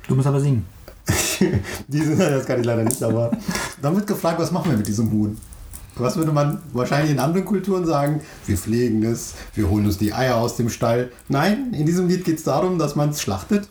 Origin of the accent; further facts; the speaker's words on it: Turkey; uns Türken